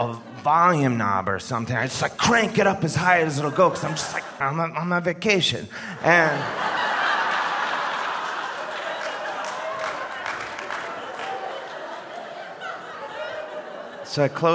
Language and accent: English; Ohio, United States; I'm from Ohio, which is it's a very popular swing state